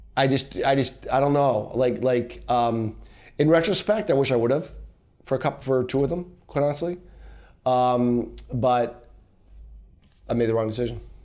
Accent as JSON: {"language": "English", "town": "Allentown", "region": "Pennsylvania", "country": "United States", "said": "I'm from Allentown, P"}